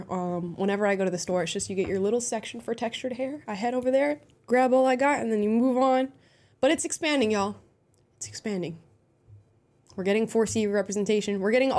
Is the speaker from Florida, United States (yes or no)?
yes; Florida, United States; Well, I am from Florida, but for some reason, I didn't get any of, like, I didn't get a Southern draw, and it makes me so upset.